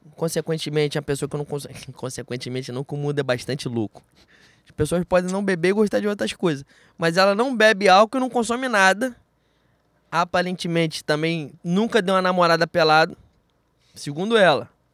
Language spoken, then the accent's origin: Portuguese; Rio de Janeiro, Brazil; Eu sou de Bangu